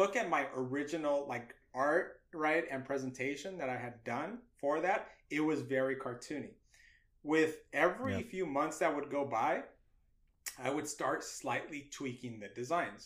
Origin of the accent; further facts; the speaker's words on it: Los Angeles, California, United States; I could talk about being a Latino, my culture of being, you know, growing up